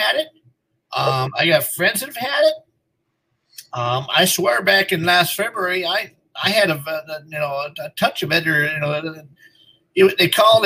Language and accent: English; United States; also born or lived in Minnesota; we as American people